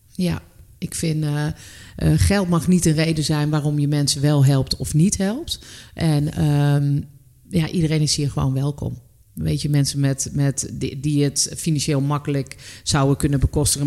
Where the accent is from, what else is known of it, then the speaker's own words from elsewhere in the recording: North Brabant, Netherlands; moved away as an adult; ik ben uiteindelijk ben ik weggegaan uit Brabant